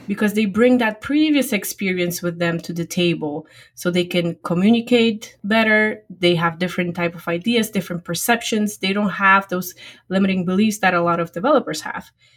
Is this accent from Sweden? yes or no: no; Poland; English is a second language; moved away as an adult; now in United States; I originally grew up and got educated back in Poland, my home country